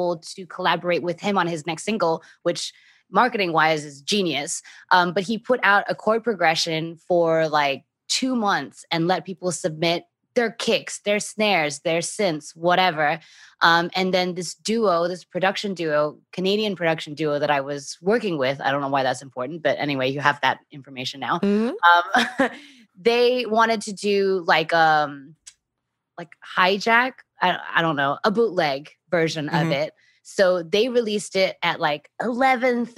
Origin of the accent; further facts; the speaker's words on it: Australia; I'm Australian